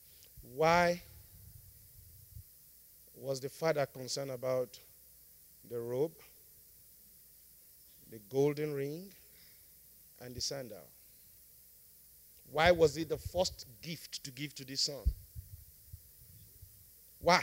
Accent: Nigeria; I'm one Nigerian

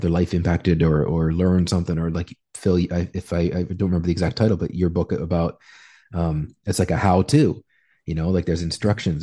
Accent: Canada; moved away as an adult; now in Peru; just Canadian

